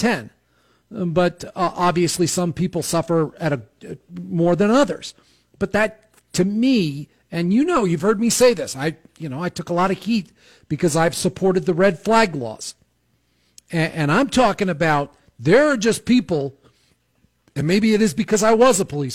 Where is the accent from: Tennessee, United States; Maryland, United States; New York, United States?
New York, United States; outside of New York City, United States; I grew up in outside of New York City